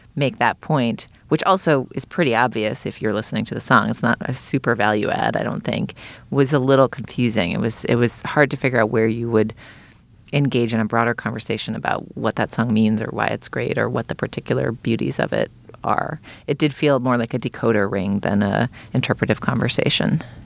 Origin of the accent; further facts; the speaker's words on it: Boston, Massachusetts, United States; I grew up in Boston